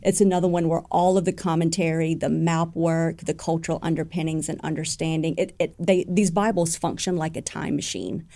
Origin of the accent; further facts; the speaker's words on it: United States; as an American people